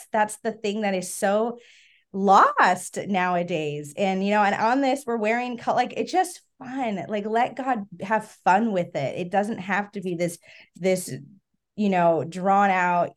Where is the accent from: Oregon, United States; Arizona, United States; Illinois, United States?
Arizona, United States; moved away; I'm from Arizona